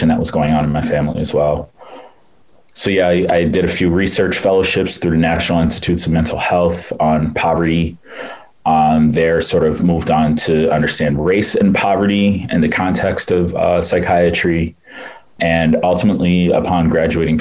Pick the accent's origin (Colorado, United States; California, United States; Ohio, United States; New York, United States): New York, United States; Rochester; I'm actually from Rochester, New York. I grew up in the inner city there.